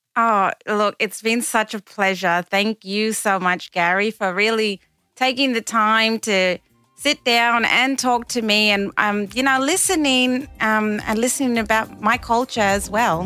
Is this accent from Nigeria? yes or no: no; Kowanyama, Queensland, Australia; also born or lived in Cairns, Queensland / Glebe, Sydney; now in Sydney, Australia; I grew up there for the first, uh, almost nine years of my life, um, in an Aboriginal community called Kawanyama